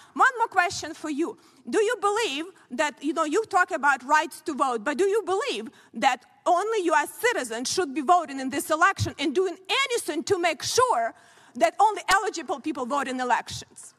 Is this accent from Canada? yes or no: no; Ukraine; now in United States; I grew up in very similar country, Ukraine now, and when I came here as a young person